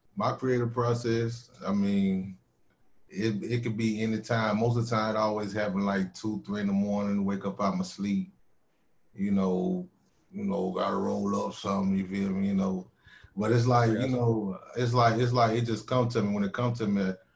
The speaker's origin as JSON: {"language": "English", "town": "Winston-Salem", "region": "North Carolina", "country": "United States", "tie": "born or raised there", "accent": "southern drawl", "said": "my hometown my hometown winston-salem aka trey folk"}